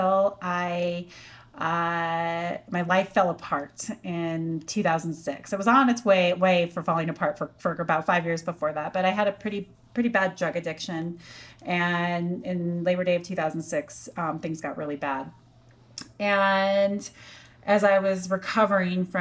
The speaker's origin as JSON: {"language": "English", "town": "Durango", "region": "Colorado", "country": "United States", "tie": "born or raised there", "also_born_or_lived": "Texas", "moved": "as an adult", "said": "I had to go back to Durango"}